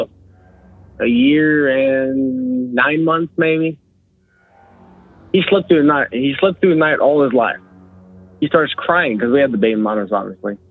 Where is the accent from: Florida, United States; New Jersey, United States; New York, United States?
Florida, United States; LaBelle; I'm from LaBelle, Florida